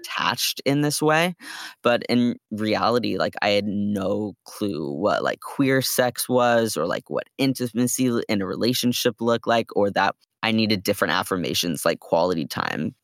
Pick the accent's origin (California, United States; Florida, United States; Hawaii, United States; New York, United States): California, United States; Bay Area; we're from the Bay Area